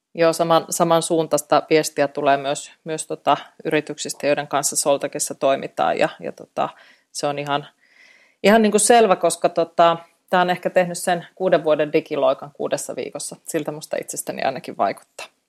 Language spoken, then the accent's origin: Finnish; Eastern Finland, Finland; moved away; olen itse Itä-Suomesta kotosi ja tiedän vanhempani asuvat siellä Venäjän rajalla